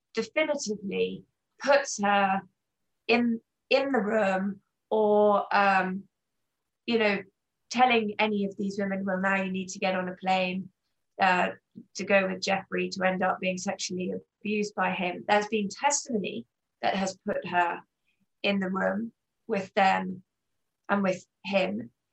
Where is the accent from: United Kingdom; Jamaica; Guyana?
United Kingdom; England; moved away as an adult; now in United States; I grew up in England um, and moved to America in 1997 in my mid 20s with my then husband